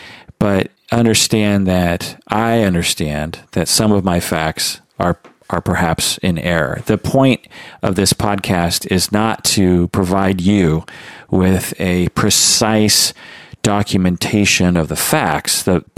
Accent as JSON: {"language": "English", "country": "United States", "said": "was alive and an adult in the 90s and experienced the whole OJ Simpson thing as an American"}